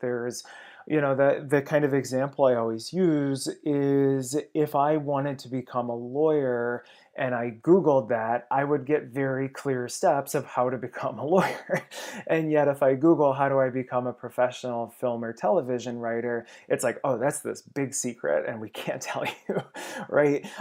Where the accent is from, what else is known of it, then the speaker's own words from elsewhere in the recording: Ohio, United States; moved away as an adult; now in Los Angeles, United States; certainly in Ohio, I had no grasp of what the film industry was